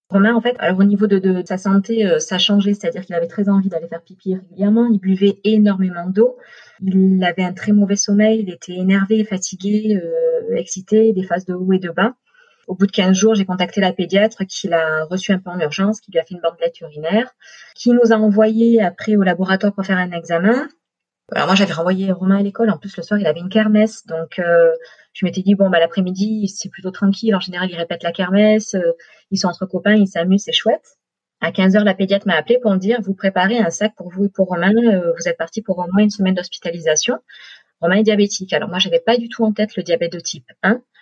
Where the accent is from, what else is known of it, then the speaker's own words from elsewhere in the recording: Marseille, Provence-Alpes-Côte d'Azur, France; moved away as an adult; also born or lived in Brittany; now in Orange, France; Moi, je suis marseillaise et puis on a voulu partir de Marseille. On a fait trois ans en Bretagne, là où Romain est né. Mais le soleil du sud euh, nous manquait, enfin me manquait surtout à moi. Donc on a à une mutation et on a atterri à Orange.